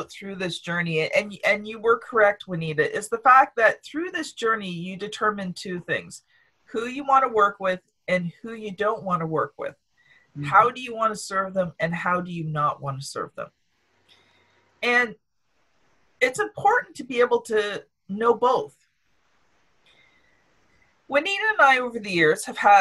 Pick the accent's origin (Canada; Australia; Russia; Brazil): Canada; I'm from Canada.